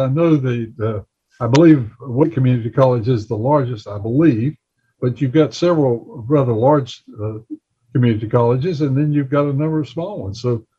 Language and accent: English; Gaston County, North Carolina, United States; moved away; I came from Gaston County